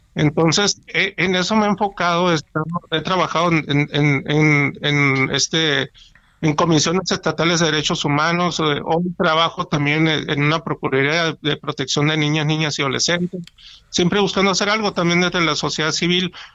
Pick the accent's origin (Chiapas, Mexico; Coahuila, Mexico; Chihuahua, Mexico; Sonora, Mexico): Sonora, Mexico; Hermosillo; moved away as an adult; also born or lived in Querétaro; yo estoy acá en una ciudad de Hermosillo, regresé a mi ciudad de origen